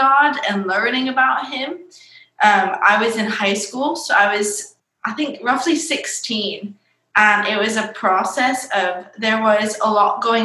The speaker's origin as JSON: {"language": "English", "region": "Michigan", "country": "United States", "tie": "born or raised there", "said": "I was raised in a different state called Michigan"}